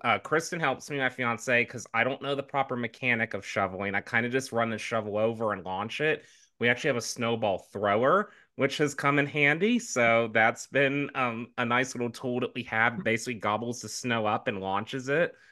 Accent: the South, United States; moved away; as a southerner um, originally

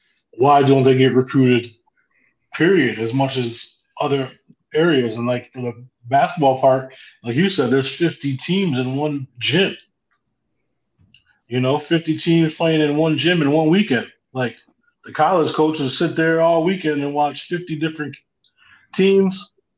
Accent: Central New York, United States; we're from Central New York, man.

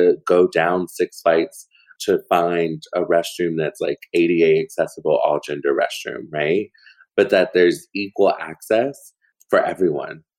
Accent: Portland, Oregon, United States; moved away; Portland is my hometown

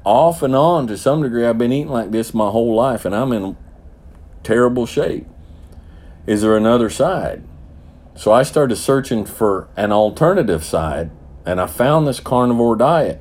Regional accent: the South, United States; I'm a Southerner

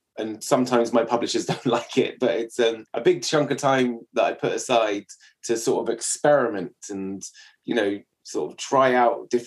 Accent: England, United Kingdom; as an Englishman

